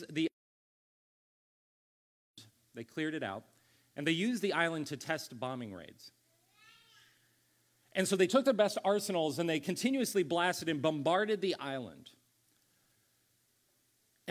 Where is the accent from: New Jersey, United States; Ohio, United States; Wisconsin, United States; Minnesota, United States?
Ohio, United States; also born or lived in California; now in Columbia, United States; I grew up in Ohio